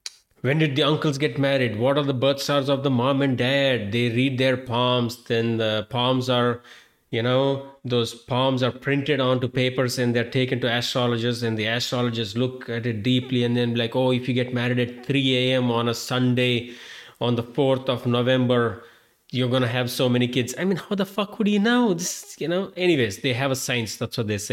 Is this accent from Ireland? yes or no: no; India; moved away; I am an Indian-born Hindu guy